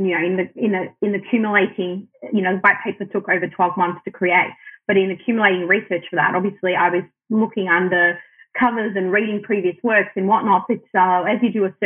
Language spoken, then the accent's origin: English; Australia; first language Arabic; I'm born and raised in Australia, but my parents are Lebanese migrants